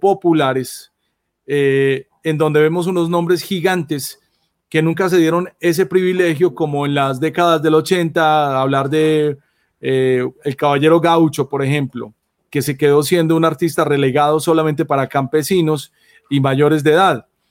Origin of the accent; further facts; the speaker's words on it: Colombia; also born or lived in Medellín; como colombiano